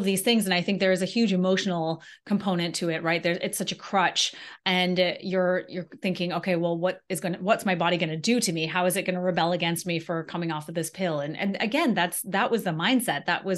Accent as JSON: {"language": "English", "country": "Antigua & Barbuda", "moved": "as an adult", "lives_now": "United States", "said": "I'm from Antigua in the Caribbean originally. And so then I left and came to college."}